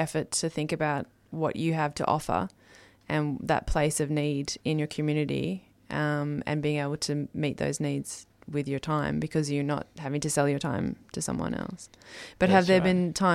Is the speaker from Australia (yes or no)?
yes; Hobart, Tasmania, Australia; which is my hometown as well